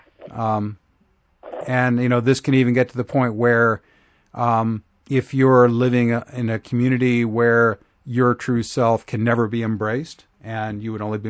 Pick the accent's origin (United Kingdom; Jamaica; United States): United States; Oklahoma; moved away as an adult; now in Asheville, United States; I grew up in Oklahoma and lived there for 41 years.